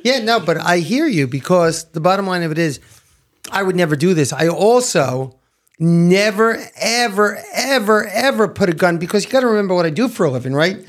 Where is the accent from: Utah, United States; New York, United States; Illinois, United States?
New York, United States; New York City; moved away; I'm a kid from Brooklyn